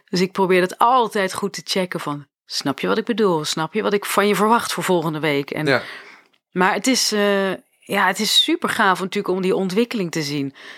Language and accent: Dutch; Arnhem, Gelderland, Netherlands; op Artes in Arnhem, waar ik vandaan kom